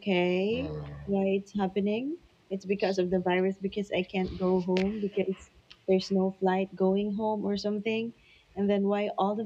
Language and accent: English; Philippines; moved away as an adult; now in Singapore; I'm from Philippines, but currently here in Singapore